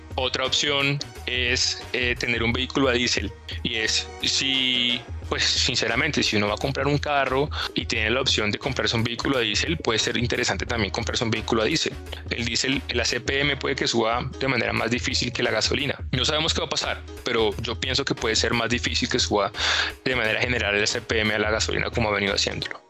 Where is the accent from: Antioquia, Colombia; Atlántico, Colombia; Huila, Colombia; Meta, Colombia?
Huila, Colombia; Neiva; yo soy de Neiva